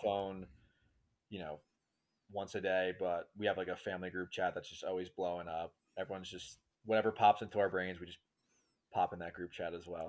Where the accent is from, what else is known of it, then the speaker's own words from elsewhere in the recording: New York, United States; moved away; I'm from New York originally. You mentioned it from the East Coast, right outside New York City. And, um, just grew up with an absolutely amazing family